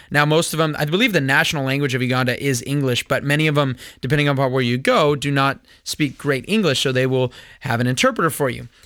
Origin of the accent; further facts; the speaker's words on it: California, United States; when I grew up here in America, I was in junior high when nine eleven happened